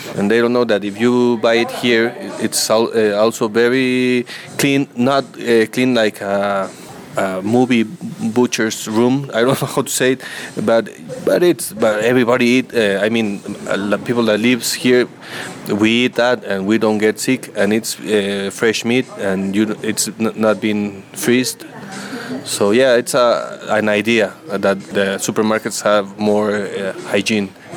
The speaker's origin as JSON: {"language": "English", "region": "Mexico City", "country": "Mexico", "moved": "yes", "lives_now": "San Cristobal de las Casas, Mexico", "said": "I'm from Mexico City. I live here in San Cristobal."}